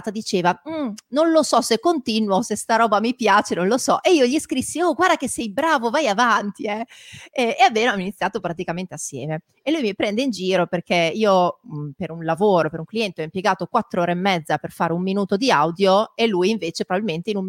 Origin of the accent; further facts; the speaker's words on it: Emilia-Romagna, Italy; Eh, io da Emiliana fortemente... posso darti ragione